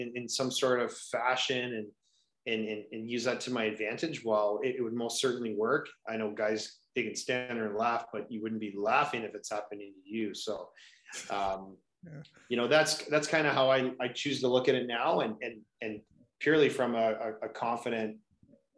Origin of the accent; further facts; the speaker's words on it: Kitchener, Ontario, Canada; So I grew up in Kitchener, Ontario.